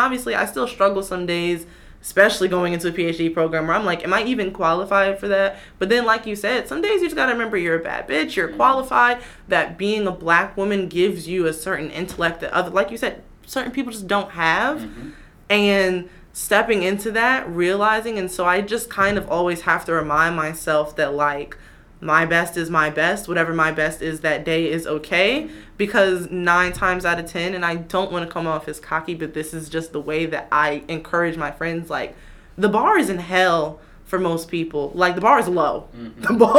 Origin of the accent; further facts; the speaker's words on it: Queens, New York, United States; I am from Queens.